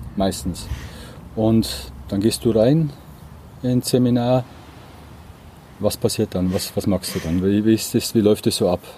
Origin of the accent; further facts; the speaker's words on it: Bavaria, Germany; ich komme ja aus Bayern